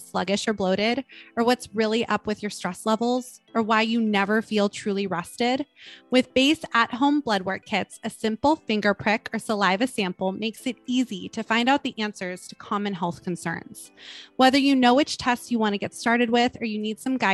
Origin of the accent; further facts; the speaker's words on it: Los Angeles, California, United States; I was born in Los Angeles